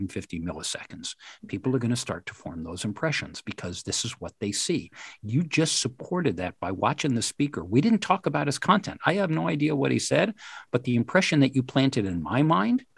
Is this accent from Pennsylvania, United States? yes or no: no; West Point, New York, United States; I had the good fortune of growing up on a military reservation. I grew up in West Point.